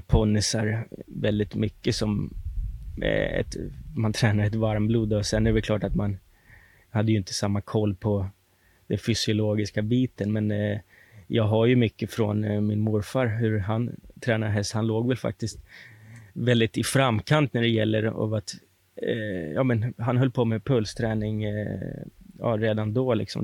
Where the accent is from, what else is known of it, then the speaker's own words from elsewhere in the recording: Sollentuna, Stockholm County, Sweden; Jag var uppvuxen i Sollentuna